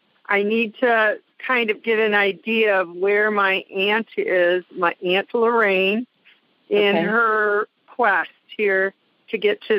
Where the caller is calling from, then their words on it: Michigan, United States; I'm calling from Michigan.